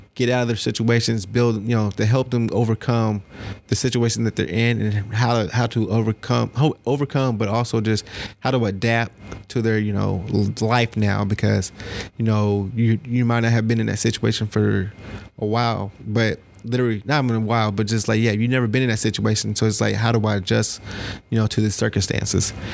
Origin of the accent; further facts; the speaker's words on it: Cobb County, Georgia, United States; Cobb County